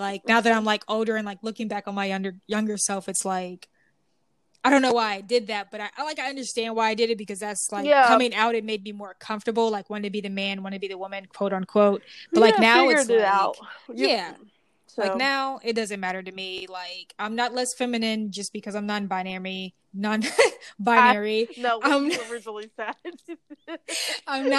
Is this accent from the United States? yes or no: yes; the Bible Belt, United States; growing up on the Bible Belt